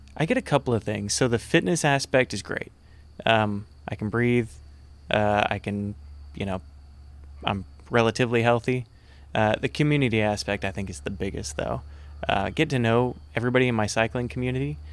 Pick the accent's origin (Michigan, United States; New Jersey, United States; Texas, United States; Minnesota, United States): Texas, United States; Conroe; I'm from Conroe.